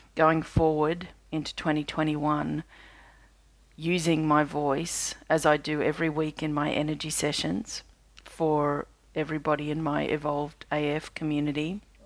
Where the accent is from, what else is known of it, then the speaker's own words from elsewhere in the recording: Australia; I'm an Australian energy healer